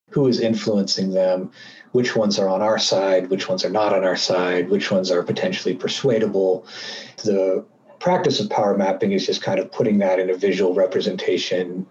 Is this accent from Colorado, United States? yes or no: yes; Vail, Colorado, United States; I was really proud to have the support of my hometown